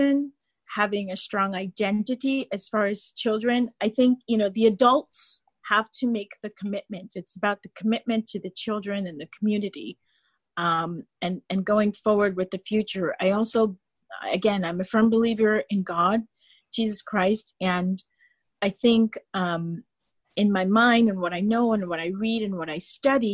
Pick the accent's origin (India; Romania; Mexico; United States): United States; being American